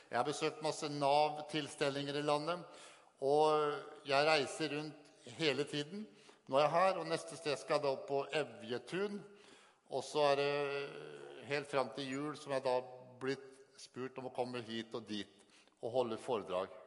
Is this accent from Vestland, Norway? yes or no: no; Sarpsborg, Østfold, Norway; Jeg kommer fra Sarpsborg.